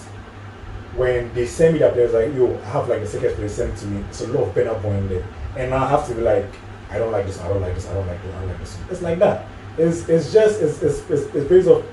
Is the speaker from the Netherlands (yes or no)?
no; Ghana; I'm a Ghanaian